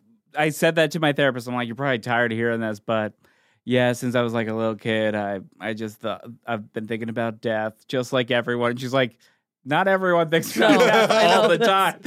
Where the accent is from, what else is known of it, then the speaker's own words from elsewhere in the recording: New Jersey, United States; No, I'm from New Jersey.